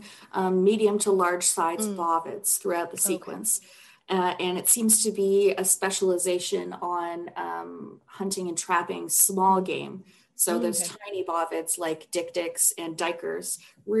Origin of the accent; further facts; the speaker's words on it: Canada; as a Canadian girl.